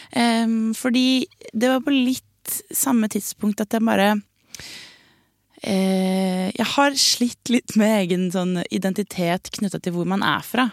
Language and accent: Norwegian; Stokke, Vestfold, Norway; moved away; Det er Stokke. det er Stokke Hele familien til mamma er derfra. Jeg har vokst opp